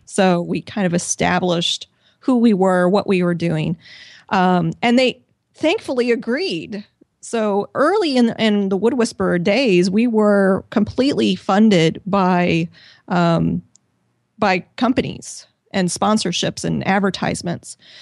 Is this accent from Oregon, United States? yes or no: no; Missouri, United States; moved away as an adult; also born or lived in Washington, D.C. / San Diego; I'm originally from Missouri. I moved to Washington, D C for a job